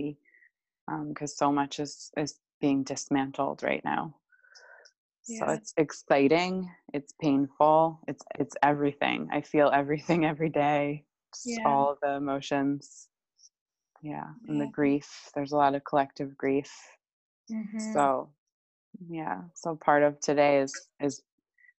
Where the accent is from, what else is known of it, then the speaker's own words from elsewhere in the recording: United States; growing up in the States